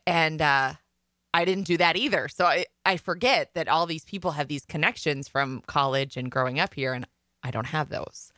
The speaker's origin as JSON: {"language": "English", "town": "Waukon", "region": "Iowa", "country": "United States", "tie": "born or raised there", "moved": "as an adult", "lives_now": "Minnesota, United States", "said": "if my parents would have stayed in Waukon, Iowa when I went to college"}